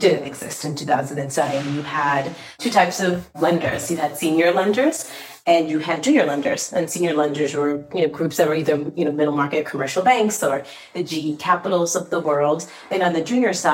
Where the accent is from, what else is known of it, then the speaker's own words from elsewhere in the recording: Jericho, New York, United States; also born or lived in India / Queens, New York; when I was 10, my family relocated us to Jericho, New York, which is in Long Island, which is where I really spent my formative years